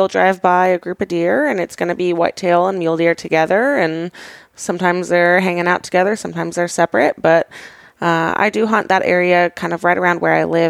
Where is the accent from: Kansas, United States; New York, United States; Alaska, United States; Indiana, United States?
Alaska, United States; moved away as an adult; also born or lived in Georgia / Montana / California; I was born in Georgia, first half of my childhood in Georgia, second half in Alaska.